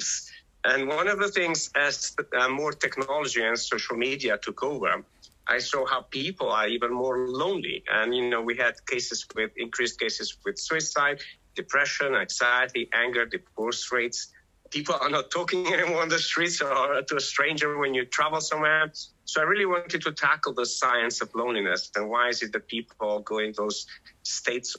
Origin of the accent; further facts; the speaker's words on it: North Macedonia; moved away as an adult; now in England; I was born in Macedonia